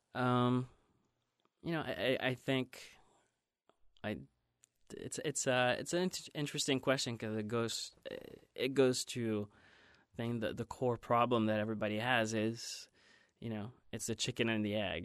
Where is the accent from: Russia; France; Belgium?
Belgium; moved away as an adult; also born or lived in Ohio; now in Los Angeles, United States; I grew up in Belgium and until, um, college